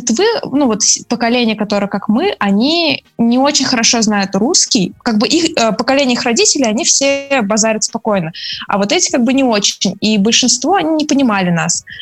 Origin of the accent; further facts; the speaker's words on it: Russia; Я из России